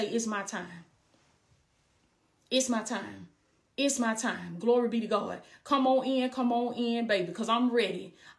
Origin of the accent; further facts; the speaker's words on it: Blakely, Georgia, United States; I came from Blakely, Georgia, a small town in Southwest Georgia, baby. I came from Blakely, Georgia, little bitty town that don't nobody know nothing about, little bitty down south country girl.